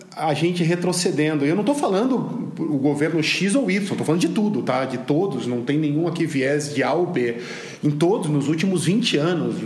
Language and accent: Portuguese; Brazil; Como brasileiro